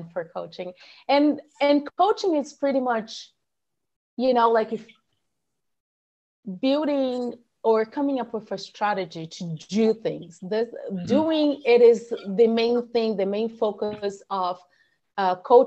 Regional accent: Brazil; moved away as an adult; also born or lived in San Francisco Bay Area, United States / Houston, United States; now in Austin, United States; I'm from Brazil

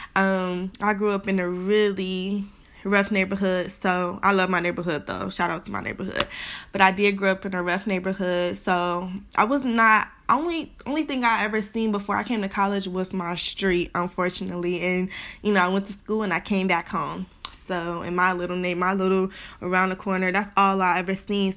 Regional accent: Cleveland, Ohio, United States; also born or lived in Bowling Green, Ohio; I'm from Cleveland, Ohio originally

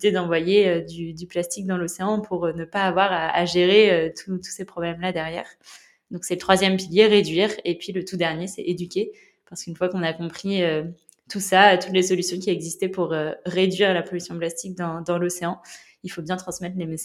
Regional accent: La Rochelle, Nouvelle-Aquitaine, France; j'ai grandi à La Rochelle, j'ai 25 ans.

